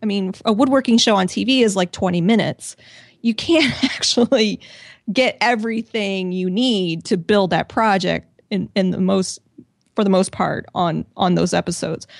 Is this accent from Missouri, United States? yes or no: yes; Missouri, United States; moved away as an adult; also born or lived in Washington, D.C. / San Diego; I'm originally from Missouri. I moved to Washington, D C for a job